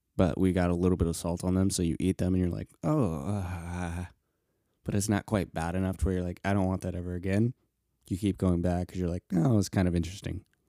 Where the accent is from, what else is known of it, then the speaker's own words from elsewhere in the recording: Colorado, United States; I grew up in Colorado